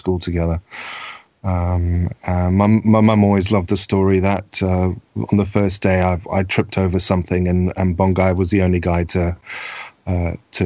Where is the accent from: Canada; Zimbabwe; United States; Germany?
Zimbabwe; also born or lived in South Africa; now in Scotland, United Kingdom; I was born in Zimbabwe to parents who were from Europe.